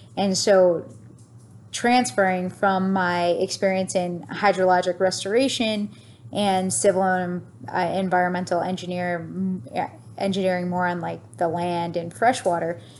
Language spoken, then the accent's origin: English; Niagara Falls, New York, United States; moved away; also born or lived in Florida; I grew up right near Love Canal